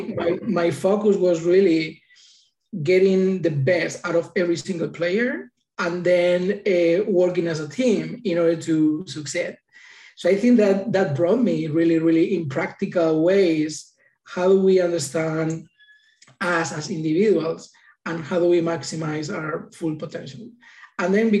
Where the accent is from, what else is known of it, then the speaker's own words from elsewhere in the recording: Madrid, Community of Madrid, Spain; now in United States; I was born in Madrid, Spain